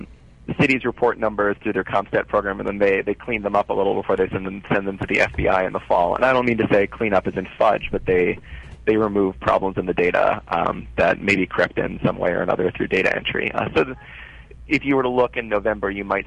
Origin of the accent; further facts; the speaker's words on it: New York, United States; a New Yorker like myself